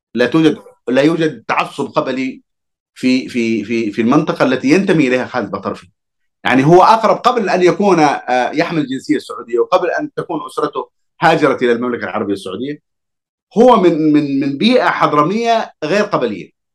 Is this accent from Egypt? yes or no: no; Hadhramaut, Yemen; أنا كحضرمي